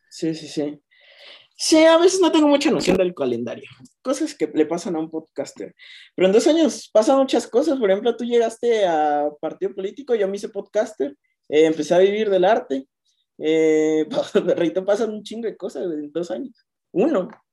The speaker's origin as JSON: {"language": "Spanish", "country": "Mexico", "said": "como mexicano"}